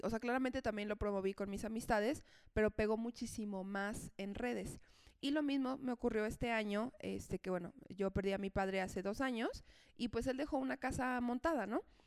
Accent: Mexico City, Mexico; also born or lived in León; soy de Ciudad de México, pero vivía allá por temas de trabajo

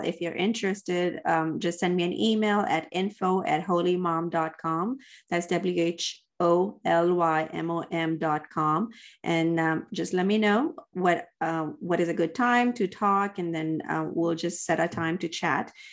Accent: Dubai, United Arab Emirates; moved away; And I grew up in the Middle East, uh, in Dubai.

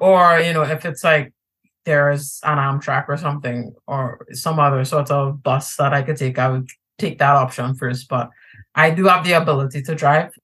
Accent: Trinidad & Tobago; now in New York, United States; One of my big identities is that I'm Trinidadian. I'm from Trinidad and Tobago.

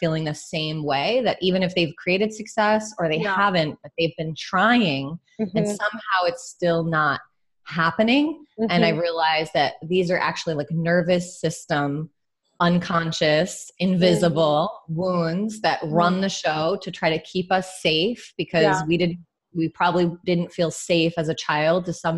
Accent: New York, United States; I grew up right outside of New York City with immigrant parents from Ireland

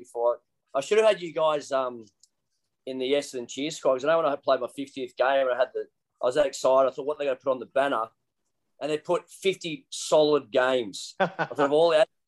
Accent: Keilor, Victoria, Australia; also born or lived in London; all my mates were Essendon supporters growing up in Keilor

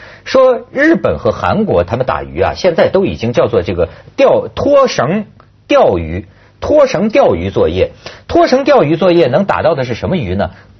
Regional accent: Shandong, China; 就是我们山东那边的

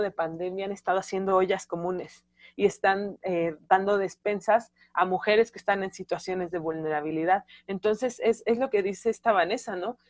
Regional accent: Mexico City, Mexico; Yo soy de Ciudad de México, de Tláhuac, de las periferias

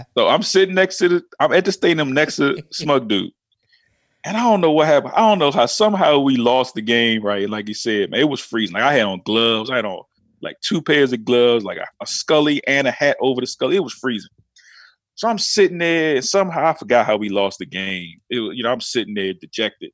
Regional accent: North Carolina, United States; I grew up in North Carolina

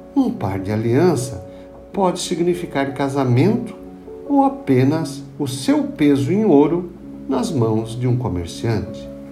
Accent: Nova Veneza, Santa Catarina, Brazil; No Morro do Caravaggio, em Nova Veneza, onde cresci

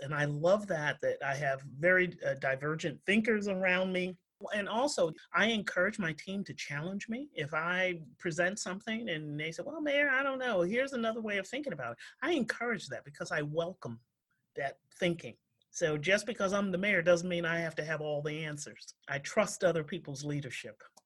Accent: New York, United States; now in Framingham, United States; I grew up in New York

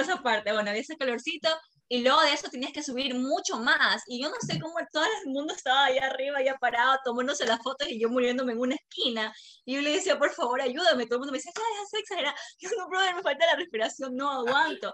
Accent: Machala, El Oro, Ecuador; somos una ciudad pequeña, la verdad somos una ciudad

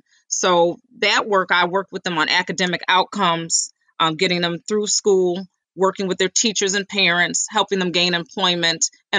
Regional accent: Rochester, New York, United States; I grew up here in Rochester on Roslyn Street, actually, in the 19th Ward

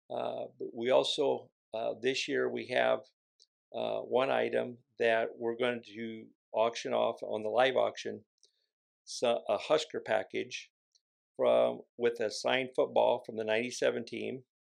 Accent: David City, Nebraska, United States; now in Columbus, United States; I grew up around Bellwood and David City

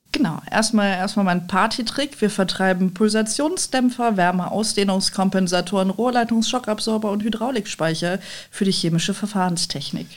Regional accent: Düsseldorf, North Rhine-Westphalia, Germany; also born or lived in Cologne / Nijmegen, Netherlands; ich bin Düsseldorferin

